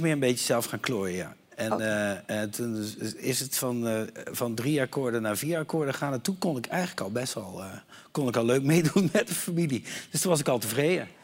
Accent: Meerssen, Limburg, Netherlands; also born or lived in Eindhoven; ik kwam uit Eindhoven van het Lord en wij gingen naar, uh, naar Limburg verhuizen en ik kwam op school

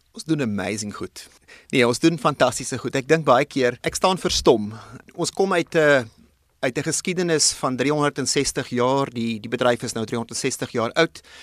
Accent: South Africa; ons as Suid-Afrikaners

